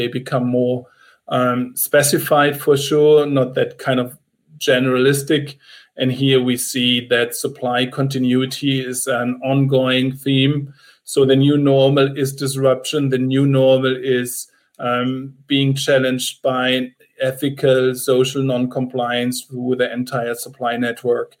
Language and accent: English; Freiburg, Baden-Württemberg, Germany; now in Munich, Germany; I was born in Freiburg, which is a small city at the bottom of the Black Forest